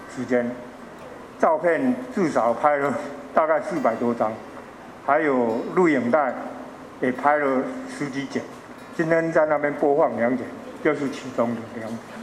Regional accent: Chiayi, Taiwan; 我其实不是台中人，我是嘉义人

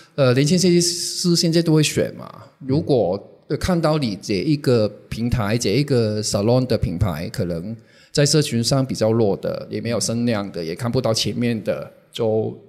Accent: Hong Kong; 我是香港人，然后我之前是，一直是做杂志

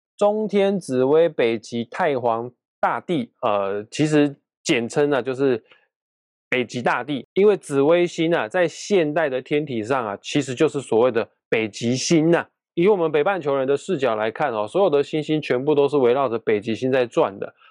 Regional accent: Kaohsiung, Taiwan; 因为我是高雄人啊，高雄莲池潭的龙虎塔对面就是保生大帝庙，只要凡是我家人哦，有身体健康的问题的话，我一定会去莲池潭对面那间保生大帝庙去拜拜哦，那个地方我很熟啊

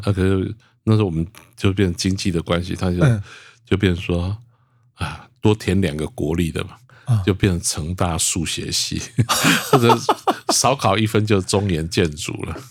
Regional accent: Zhushan, Nantou County, Taiwan; 因为我们就是住在竹山国中的旁边

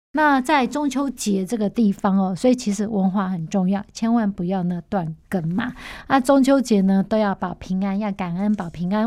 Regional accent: Taiwan; 我们台湾人

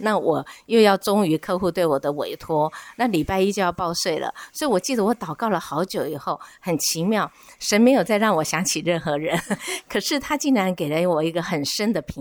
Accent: Keelung, Taiwan; also born or lived in Taipei; 我自己是基隆人，啊，哦。土生土长的基隆人。那其实我刚大学毕业的时候都是在台北

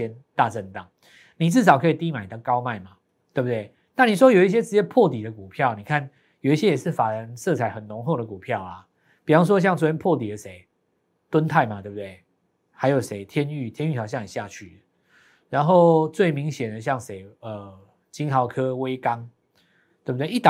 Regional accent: Taiwan; 那全世界都都需要我们台湾人，台湾人好伟大

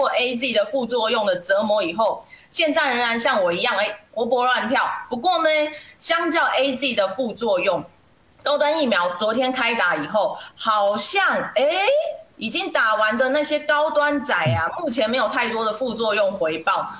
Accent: Taiwan; 身为台湾人，

